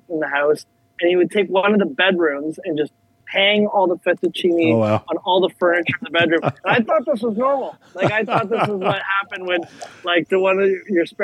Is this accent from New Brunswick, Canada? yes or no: no; Toronto, Ontario, Canada; moved away as an adult; now in South Florida, United States; born and raised in Toronto